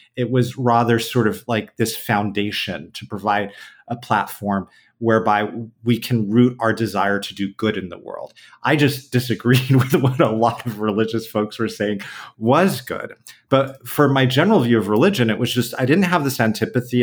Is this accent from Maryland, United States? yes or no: no; San Diego, California, United States; now in New York City, United States; I was born and raised in San Diego